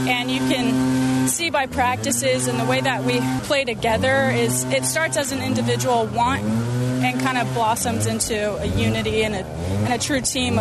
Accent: Laie, Hawaii, United States; moved away; also born or lived in Honolulu / Sunset Beach, North Shore, Oahu; So I was born in Honolulu, and I grew up on the North Shore over in Sunset, but I spent most of my time over here in the Laie area

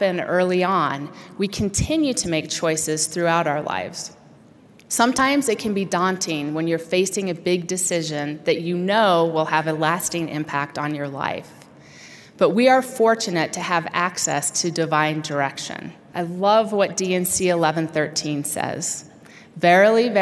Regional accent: Utah, United States; moved away as an adult; I was getting ready to leave my lifelong home in Utah

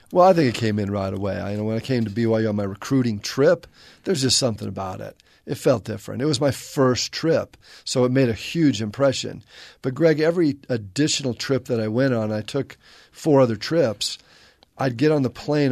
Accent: La Crescenta, California, United States; moved away; also born or lived in Bay Area; I grew up in La Crescenta, which is kind of inland a little bit

